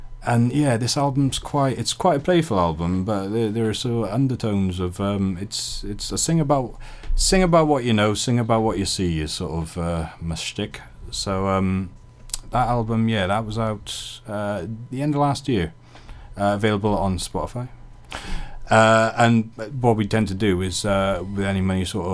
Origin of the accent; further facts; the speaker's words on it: Pembroke, Wales, United Kingdom; moved away; Carmarthen was a big city, you know, growing up in Pembroke.